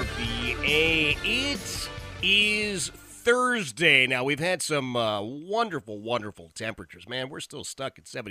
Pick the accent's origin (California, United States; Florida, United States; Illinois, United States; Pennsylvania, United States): Pennsylvania, United States; Philadelphia; moved away; I came from Philadelphia